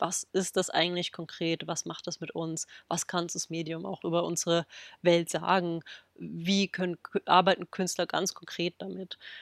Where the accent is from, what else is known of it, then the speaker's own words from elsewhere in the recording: Berlin, Germany; in Berlin, quasi in meiner Heimatstadt